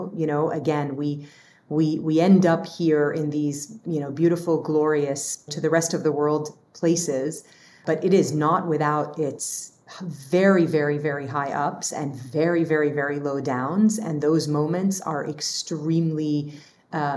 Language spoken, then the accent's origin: English; Dubai, United Arab Emirates; also born or lived in Lebanon / Battle Creek, Michigan / Kalamazoo, Michigan; now in United States; I'm this kid from Lebanon who grew up in Dubai and moved to the US